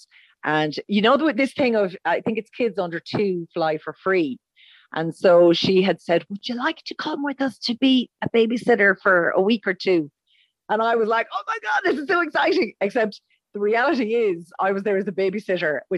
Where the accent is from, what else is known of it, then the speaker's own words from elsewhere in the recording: Roscommon, Connacht, Ireland; moved away; I'm originally from Roscommon